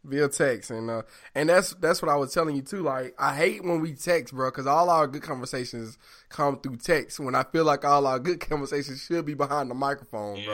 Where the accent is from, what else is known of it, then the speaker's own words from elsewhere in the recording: the South, United States; I'm from the South